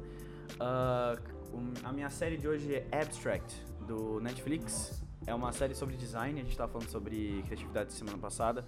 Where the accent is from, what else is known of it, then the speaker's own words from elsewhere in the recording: São Paulo, Brazil; a gente é de São Paulo